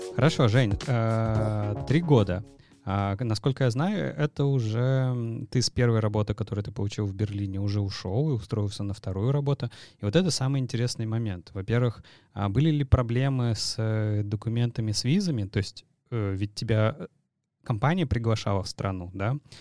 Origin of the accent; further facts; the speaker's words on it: Saint Petersburg, Russia; Вот мы с тобой из Питера